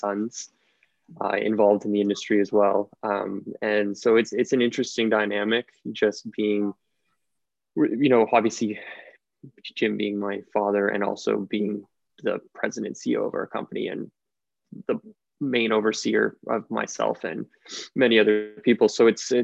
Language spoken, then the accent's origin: English; Ontario, Canada; I was born and raised here in Ontario, where I still reside.